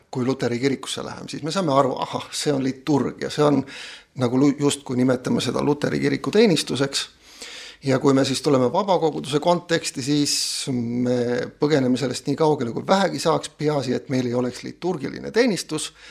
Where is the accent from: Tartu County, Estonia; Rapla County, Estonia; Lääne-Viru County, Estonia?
Rapla County, Estonia; Kohila; also born or lived in Pärnu; now in Viljandi, Estonia; mina sündisin pastori peres Pärnu metodisti koguduse keskel, sealt kolisime Kohilasse, usule tulin Kohila baptisti koguduses